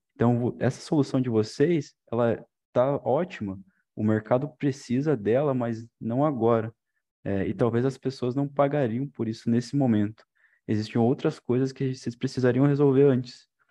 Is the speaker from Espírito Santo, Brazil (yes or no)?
no; interior of Paraná, Brazil; moved away as an adult; now in Cornélio Procópio, Brazil; sou lá do interior do Paraná, lá do sudoeste, lá quase com a divisa com de Santa Catarina